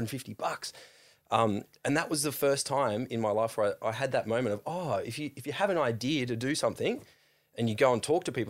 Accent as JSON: {"language": "English", "town": "Sawtell", "region": "New South Wales", "country": "Australia", "tie": "born or raised there", "lives_now": "Sydney, Australia", "said": "A little town called Sawtell, just south of Coffs Harbour."}